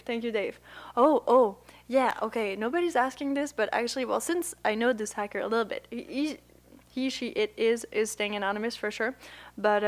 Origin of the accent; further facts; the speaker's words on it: Puerto Rico; I'm from Puerto Rico. Can you hear my accent?